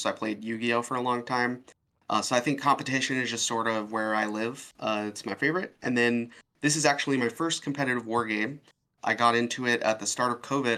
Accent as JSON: {"language": "English", "region": "Oregon", "country": "United States", "said": "I'm from Oregon"}